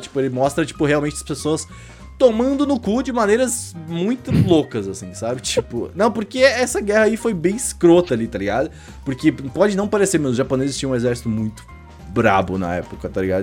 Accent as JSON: {"language": "Portuguese", "region": "Rio Grande do Sul", "country": "Brazil", "said": "eu sou gaúcho"}